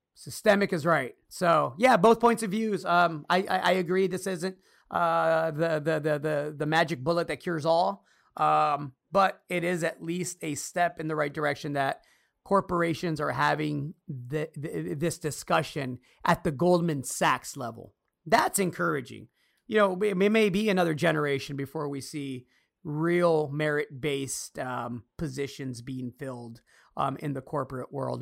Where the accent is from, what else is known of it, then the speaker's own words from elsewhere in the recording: United States; As an American citizen